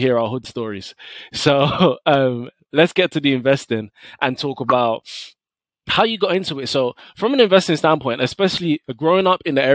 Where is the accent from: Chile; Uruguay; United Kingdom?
United Kingdom; London; I grew up in Tottenham.